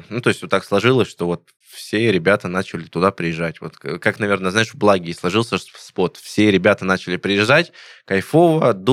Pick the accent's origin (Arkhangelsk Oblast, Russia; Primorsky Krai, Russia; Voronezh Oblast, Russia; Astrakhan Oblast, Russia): Voronezh Oblast, Russia; Voronezh; там в Воронеже катание, ну, в моем родном городе, откуда я